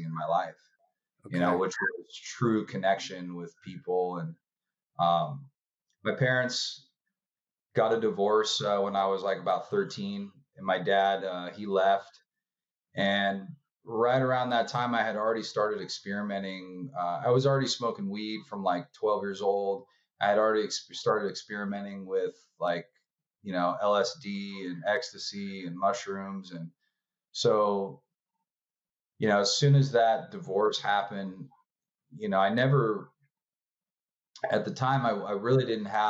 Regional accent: Orange County, California, United States; I was raised in Orange County, California

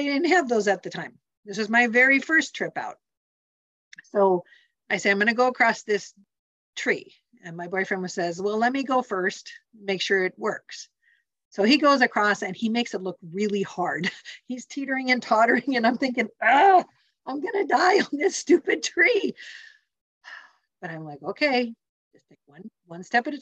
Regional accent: Montana, United States; also born or lived in Salem, Oregon; now in Central Oregon, United States; I grew up in Montana, where a fast moving creek had slippery rocks on the bottom.

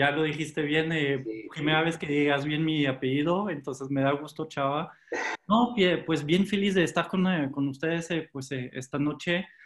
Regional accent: France; also born or lived in Canada; eh, pues nací en Canadá cuando, era pequeño. No tengo ningún recuerdo de Canadá porque pues al final eh, eh, ahí tuve mi infancia, pues después en Francia, se regresaron luego, luego a, Francia

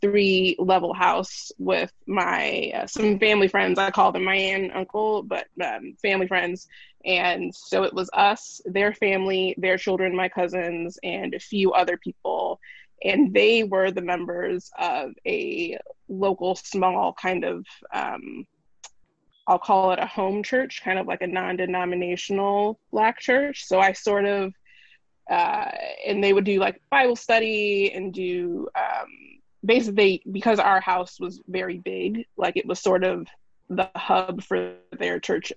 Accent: San Diego, California, United States; I grew up in San Diego, California, born and bred, which is where I live now

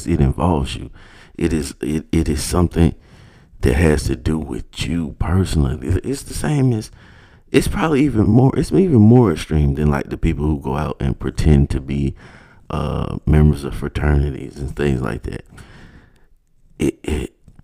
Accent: United States; as an American

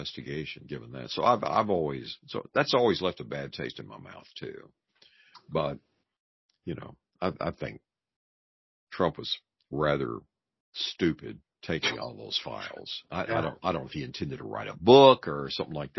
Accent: Texas, United States; I'm from Texas, it's Dallas

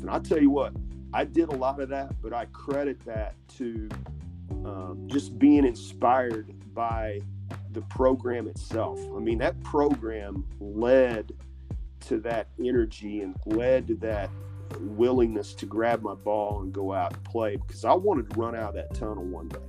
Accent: Benton, Illinois, United States; growing up in Benton

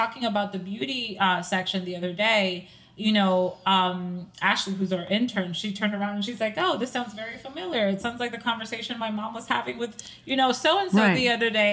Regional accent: Dominican Republic; also born or lived in Staten Island, New York; now in New Jersey, United States; growing up in the Caribbean

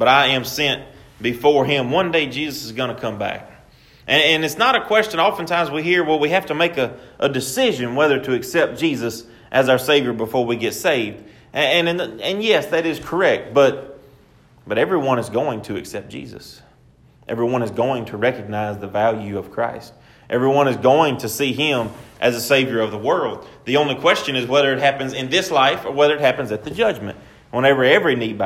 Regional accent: Pine, Louisiana, United States; I'm from Pine, Louisiana. I absolutely love being from Pine, Louisiana.

